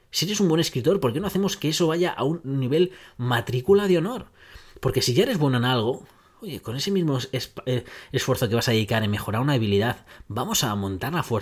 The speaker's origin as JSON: {"language": "Spanish", "country": "Netherlands", "second_language": "Spanish", "said": "soy holandés, soy cuadriculado"}